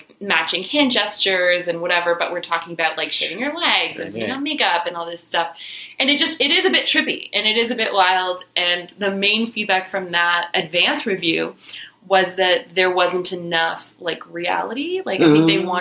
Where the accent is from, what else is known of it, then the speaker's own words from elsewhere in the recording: Oakville, Ontario, Canada; we're both from Oakville